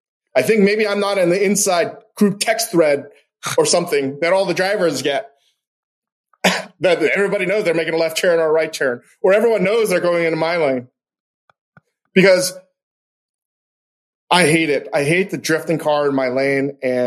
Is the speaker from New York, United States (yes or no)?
yes; New York City, New York, United States; And I still identify as a New Yorker.